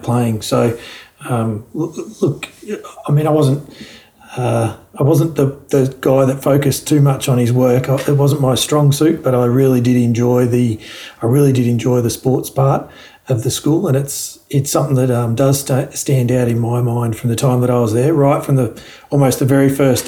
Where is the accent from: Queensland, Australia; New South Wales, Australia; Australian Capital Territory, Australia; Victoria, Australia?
Victoria, Australia; Park Orchards; also born or lived in Launching Place; we moved from living in Launching Place to we then lived in Park Orchards until I finished living at home essentially and finished school.